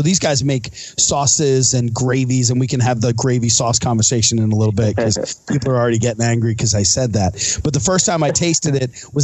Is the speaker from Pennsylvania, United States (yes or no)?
yes; suburb of Philadelphia, Pennsylvania, United States; I live in a suburb of Philadelphia